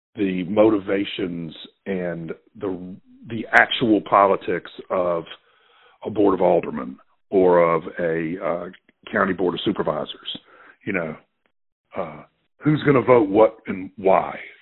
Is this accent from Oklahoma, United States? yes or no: no; Clarksdale, Mississippi, United States; also born or lived in Oxford, Mississippi / Kansas City; I was born actually in Clarksdale, Mississippi, which is a farming town about an hour from here.